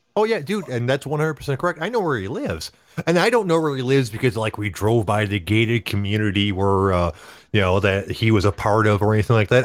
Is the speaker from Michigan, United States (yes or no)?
yes; Rochester Hills, Michigan, United States; now in Auburn Hills, United States; I grew up in Rochester Hills